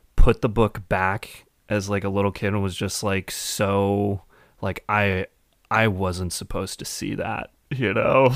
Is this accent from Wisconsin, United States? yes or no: yes; Madison, Wisconsin, United States; I'm from, uh, Madison, a little further south.